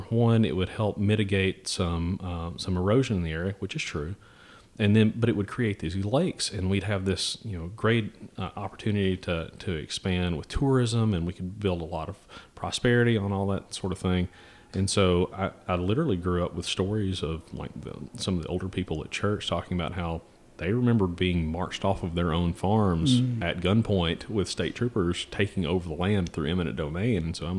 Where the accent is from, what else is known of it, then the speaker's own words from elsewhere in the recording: Tennessee, United States; also born or lived in Texas; My father joined the Army when I was four. And so we moved from Lexington, Tennessee down to Fort Hood in Texas and stayed there for a couple of years. And then we moved back to Knoxville, Tennessee.